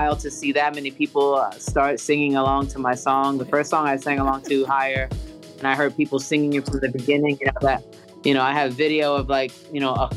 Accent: New York City, New York, United States; I'm from the Bronx, New York

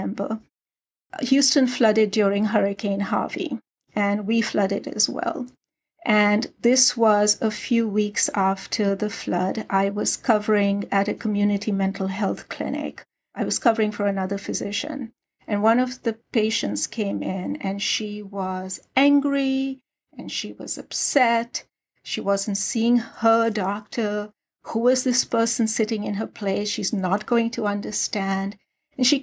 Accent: Karachi, Sindh, Pakistan; moved away as an adult; now in United States; I was born and raised in Karachi, Pakistan

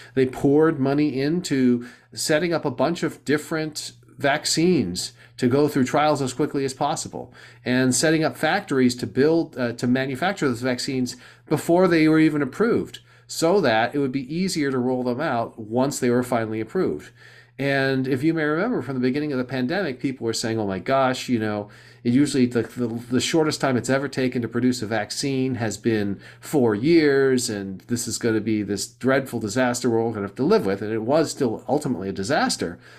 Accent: Southern California, United States; moved away as an adult; also born or lived in East Coast; now in Silicon Valley, United States; I grew up in Southern California

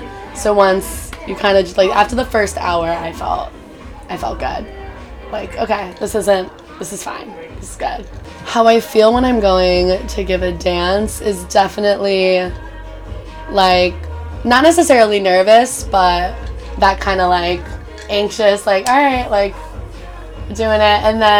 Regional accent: Connecticut, United States; now in New York, United States; I'm from Connecticut.

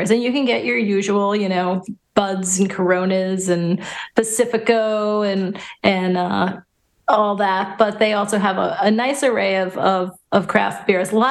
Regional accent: New York, United States; moved away; having born and raised in New York

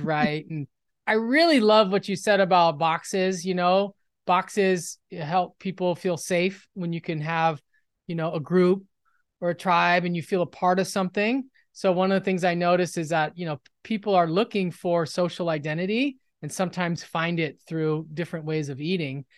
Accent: Los Angeles, California, United States; I'm from Los Angeles, West L A, and, um, in the, in the nineties, I was in high school

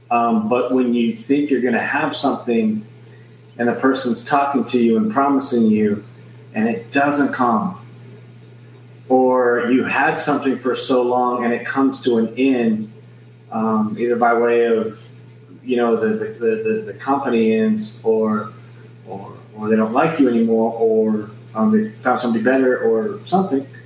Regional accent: Scotland, United Kingdom; Oh, I'm from Scotland, and she's gonna watch this several times and, and, and tell her friends about it.

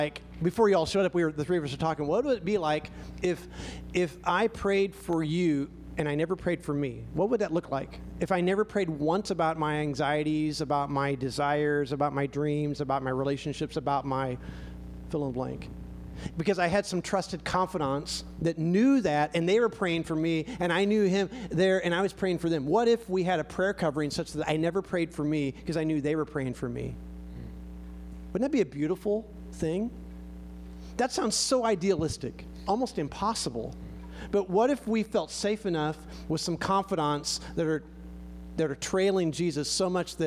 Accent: United States; we're very American

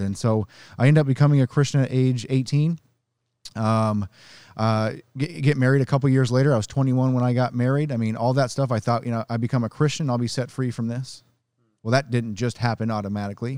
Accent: Nebraska, United States; I grew up in Nebraska

